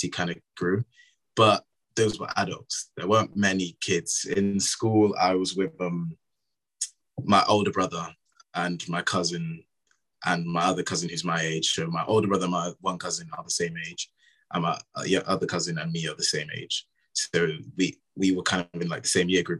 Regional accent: Cheltenham, South West England, United Kingdom; moved away as an adult; I was born and raised in Cheltenham Town in Gloucestershire

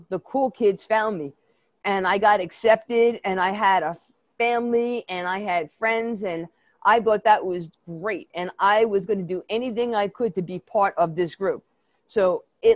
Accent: New York City, New York, United States; accent: Brooklyn; I grew up in Brooklyn, if you can't tell my New York accent, it's really a Brooklyn accent

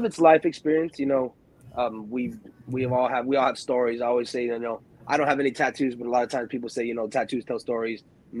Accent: Chelsea, Michigan, United States; also born or lived in Ypsilanti; I was born in Michigan, Ypsilanti, Michigan, small town out there.

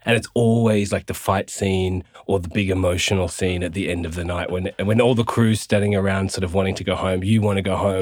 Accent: Gold Coast, Queensland, Australia; we moved down to the Gold Coast, uh, and I, I, did all my schooling and stuff there with mum and my brother.

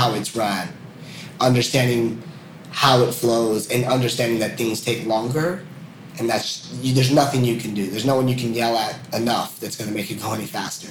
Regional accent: United States; moved away as an adult; as an American

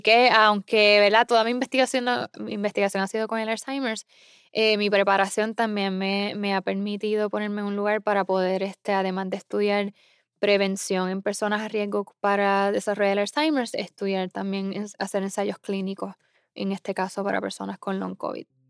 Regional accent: Isabela, Puerto Rico; moved away as an adult; also born or lived in San Juan, Puerto Rico / Iowa, United States; now in Massachusetts, United States; yo nací en el área oeste de, Puerto Rico, o sea, Isabela. Eh, yo crecí bailando y cantando.

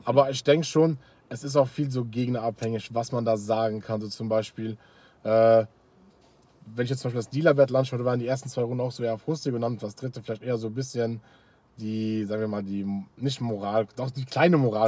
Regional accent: Luxembourg; bei uns in Luxemburg

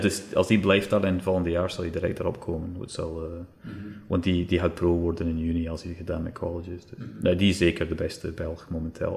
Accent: Scotland, United Kingdom; Dutch is a second language; moved away as an adult; now in Belgium; als je wordt op, opgegroeid in Scotland

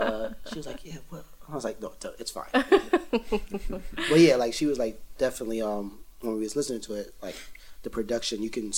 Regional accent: Jamaica; A song that, because I'm Jamaican, so when I started DJing, I was really into dancehall, like, crazy.

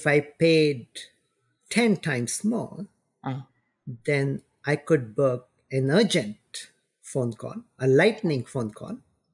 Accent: India; moved away; I grew up in India

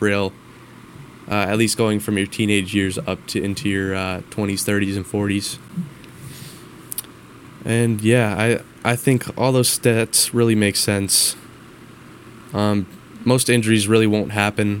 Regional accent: Minnesota, United States; with me growing up in Minnesota

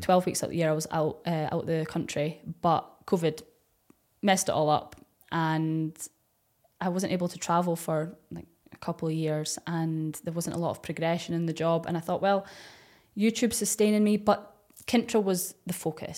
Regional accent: Dundee, Scotland, United Kingdom; accent: Scottish; I'm from Dundee

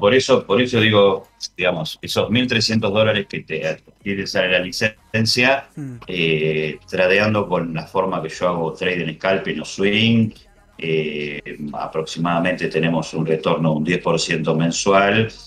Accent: Argentina

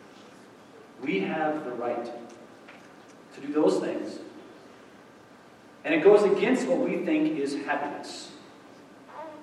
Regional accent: United States

